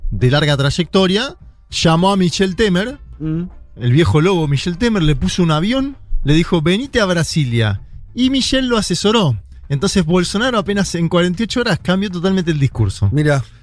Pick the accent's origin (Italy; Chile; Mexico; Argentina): Argentina; San Martín, Buenos Aires Province; moved away as an adult; now in Buenos Aires, Argentina; nosotros somos todos porteños. Leti es porteña, yo soy de San Martín